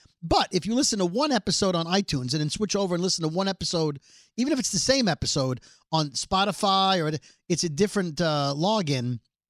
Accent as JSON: {"language": "English", "town": "New York City", "region": "New York", "country": "United States", "said": "I am from Brooklyn"}